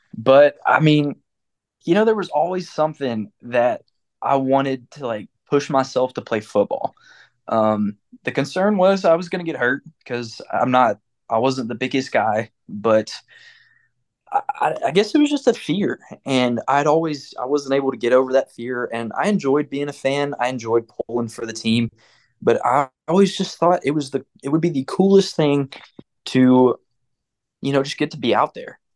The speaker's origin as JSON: {"language": "English", "town": "Clarksville", "country": "United States", "tie": "born or raised there", "said": "growing up in Clarksville, being around a very competitive sports"}